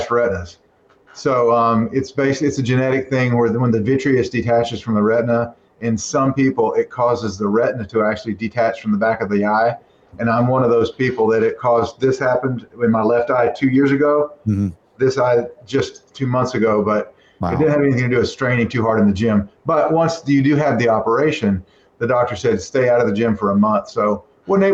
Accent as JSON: {"language": "English", "region": "Texas", "country": "United States", "moved": "yes", "said": "I'm a Texan"}